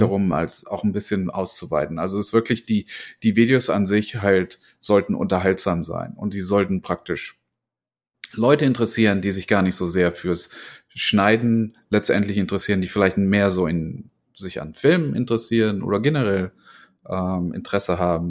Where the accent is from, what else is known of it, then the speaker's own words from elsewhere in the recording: Germany; accent: German; now in United States; ich komme aus Deutschland. Ich habe aber mittlerweile schon mehr Jahre in Amerika verbracht als in Deutschland, obwohl ich halt noch einen ziemlich starken deutschen Akzent habe